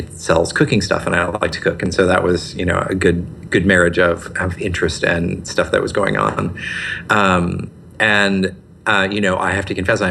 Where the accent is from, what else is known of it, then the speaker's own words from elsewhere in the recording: Wisconsin, United States; moved away as an adult; also born or lived in Seattle, United States; now in Portland, United States; I grew up in Wisconsin